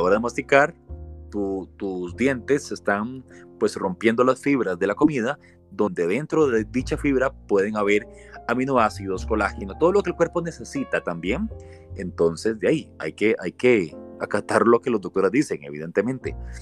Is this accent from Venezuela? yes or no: no; Costa Rica; somos buenos los ticos